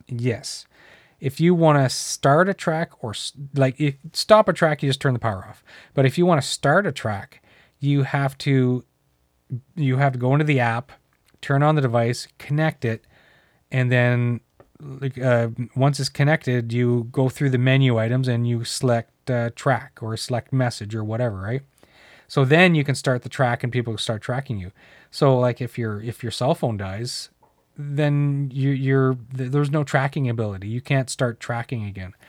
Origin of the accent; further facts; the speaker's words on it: New Brunswick, Canada; now in Ontario, Canada; I grew up in New Brunswick